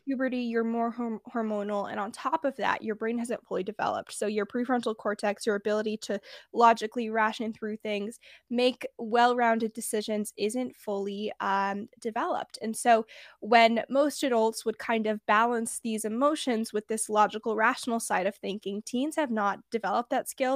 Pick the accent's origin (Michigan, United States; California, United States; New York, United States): California, United States; San Francisco Bay Area; I'm from the Bay Area